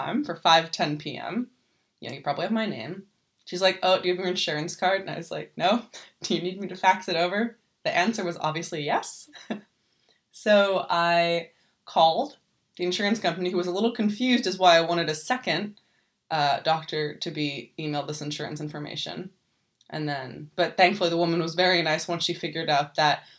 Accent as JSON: {"language": "English", "country": "United States", "moved": "yes", "lives_now": "Germany", "said": "I'm an American"}